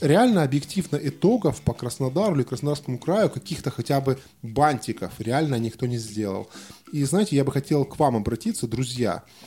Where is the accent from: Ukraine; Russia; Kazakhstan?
Russia; Krasnodar, Krasnodar Krai